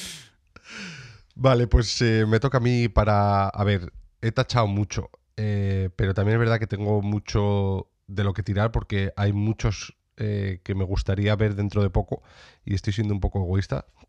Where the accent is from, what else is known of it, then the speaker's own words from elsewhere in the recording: Sierra de Béjar, Salamanca, Castile and León, Spain; en la Sierra de Béjar, en Salamanca para traer eh, eh, eh, salud, bienestar y dinero para mi tierra